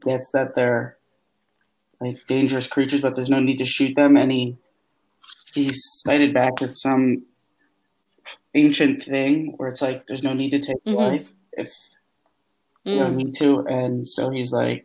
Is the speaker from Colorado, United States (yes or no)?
no; Alexandria, Virginia, United States; I'm from Virginia